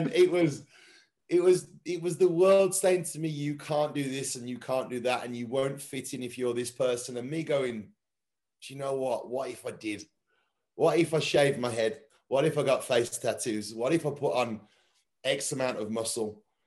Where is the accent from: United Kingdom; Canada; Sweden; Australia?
United Kingdom; England; for me being English football is it's everything.